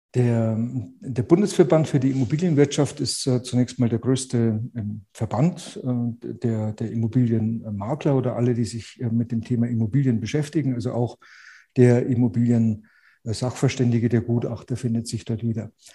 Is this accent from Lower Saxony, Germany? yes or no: no; Munich, Bavaria, Germany; accent: Bavarian